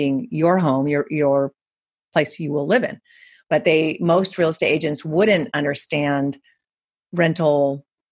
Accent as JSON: {"language": "English", "region": "California", "country": "United States", "said": "I'm from California"}